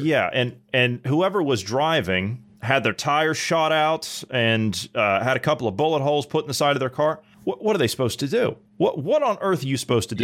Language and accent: English; Columbus, Ohio, United States; moved away; I'm from Columbus, Ohio